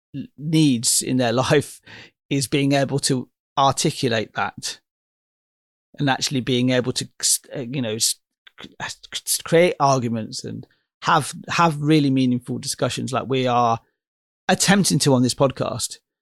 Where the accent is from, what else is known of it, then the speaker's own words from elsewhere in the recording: Oxford, South East England, United Kingdom; my hometown is Oxford, in, in England